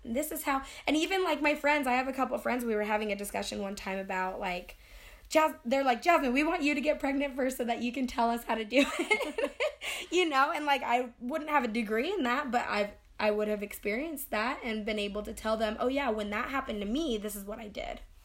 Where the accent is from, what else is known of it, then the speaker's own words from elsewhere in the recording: United States; especially being an American, I think we kind of rush through things